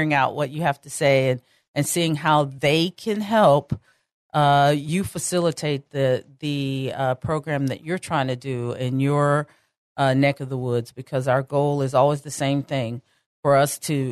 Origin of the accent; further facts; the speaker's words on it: Texas, United States; I'm Texan through and through, right down to my cowgirl boots